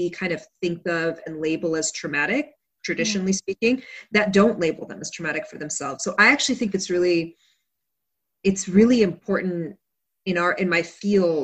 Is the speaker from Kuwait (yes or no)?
yes; Kuwait; moved away; also born or lived in United States; then we went back to Kuwait